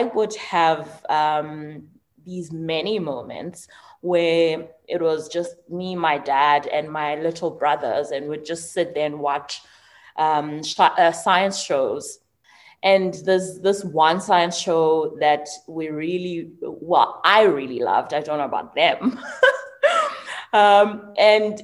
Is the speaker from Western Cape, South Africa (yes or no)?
no; Mthatha, Eastern Cape, South Africa; I was born in Mthatha.